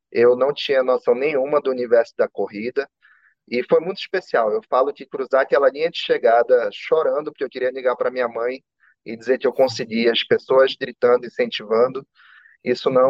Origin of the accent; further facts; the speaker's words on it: Manaus, Amazonas, Brazil; Eu sou de Manaus e eu tinha um agendamento médico aqui em São Paulo.